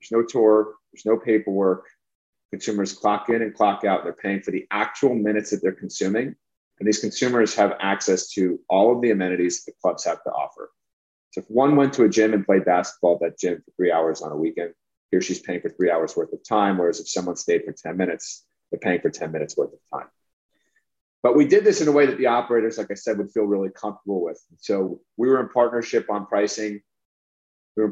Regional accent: New York, United States; I'm from New York

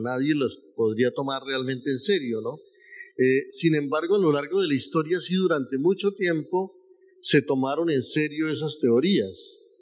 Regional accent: northern Tolima, Colombia; nací en esos tiempos en Colombia y nací en esos tiempos en la zona más violenta del país, que era la región del Tolima, y la región del norte del Tolima.

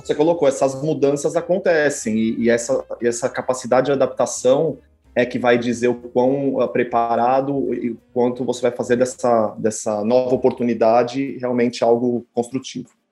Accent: São Paulo, Brazil; also born or lived in United States; Eu sou de São Paulo

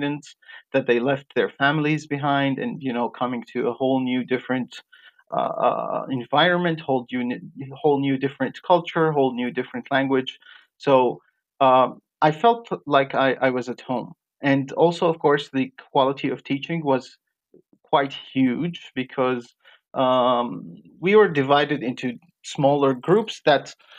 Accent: Jordan; moved away as an adult; also born or lived in Iraq / Georgia; I was born in Iraq. And during my childhood, my parents just moved to Jordan. That's where I was raised.

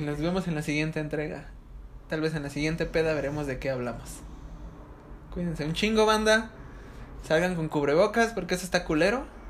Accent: Ecatepec, State of Mexico, Mexico; soy de Catepec.

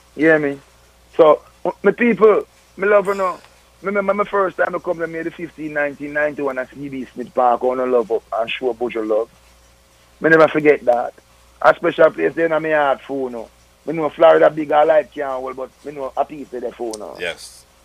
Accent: Jamaica; all we are Jamaican.

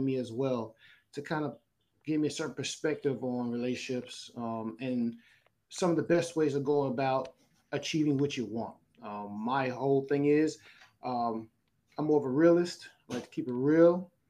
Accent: Northeast, United States; also born or lived in the South; I'm from the Northeast, but I lived down South for a little while.

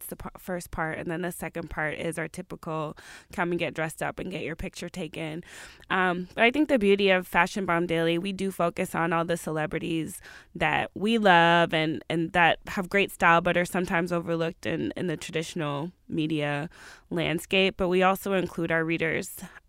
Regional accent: Atlanta, Georgia, United States; Yeah. I'm from the South. I'm from Atlanta. So I like a lot of the Southern rappers.

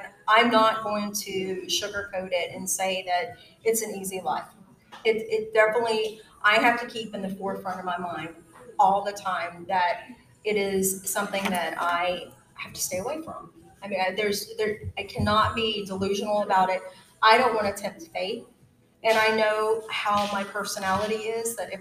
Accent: Georgia, United States; I was born and raised in Georgia, so this is definitely my stomping ground.

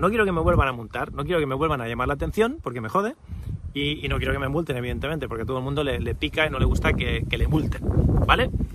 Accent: Spain; nacido y crecido en España

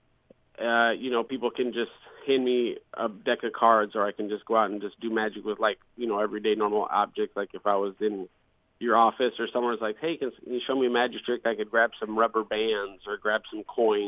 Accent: Muscatine, Iowa, United States; moved away as an adult; also born or lived in Las Vegas; now in Quad Cities, United States; I was born and raised in Muscatine, Iowa

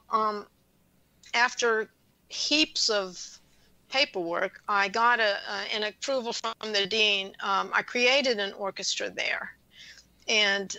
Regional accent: Louisiana, United States; moved away; I grew up in Louisiana

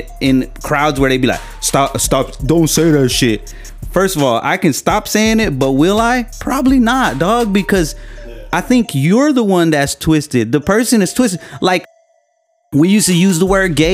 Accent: Long Beach, California, United States; accent: a little hood; I grew up in the Carmelitos

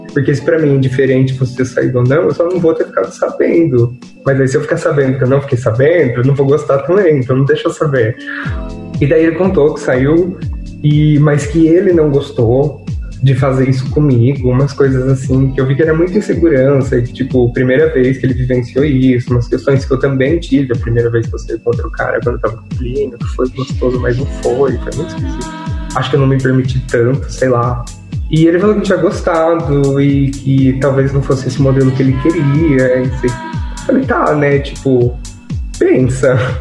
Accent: Piracicaba, São Paulo, Brazil; also born or lived in Rio Claro; eu sou de Piracicaba

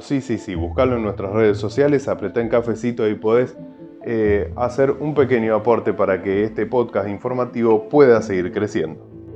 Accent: Argentina; somos los argentinos

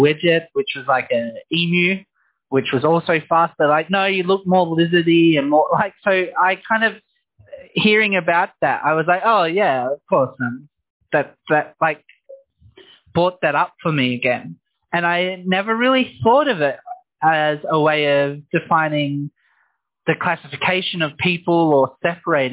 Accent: Noongar country, Western Australia, Australia; I grew up on Noongar country

